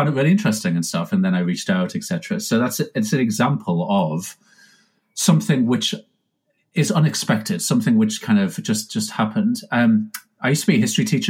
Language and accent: English; United Kingdom; Now, I'm British, so I'm not like, you know, Californian